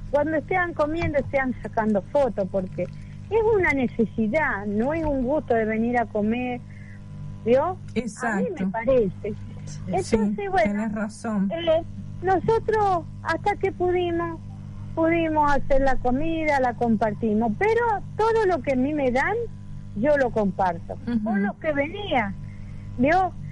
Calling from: Villa Larca, San Luis, Argentina; Yo estoy en la provincia de San Luis, en un pueblito que se llama Villa Larca. está retirado de la ciudad de San Luis.

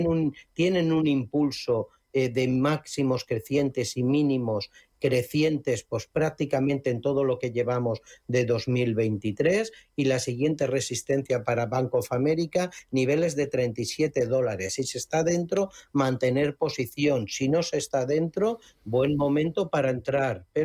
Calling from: Madrid, Community of Madrid, Spain; Buenos días … quería preguntar por Grifols.

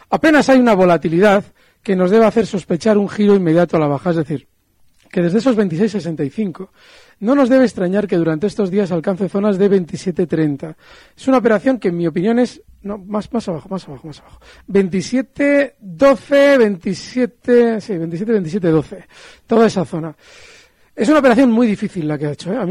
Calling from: Bilbao, Basque Country, Spain; Buenos días … de Bilbao.

